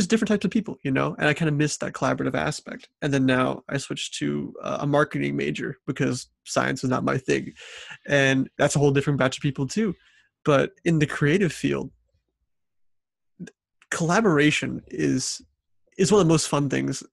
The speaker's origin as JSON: {"language": "English", "town": "St. Louis", "region": "Missouri", "country": "United States", "tie": "born or raised there", "said": "I grew up in St. Louis, Missouri"}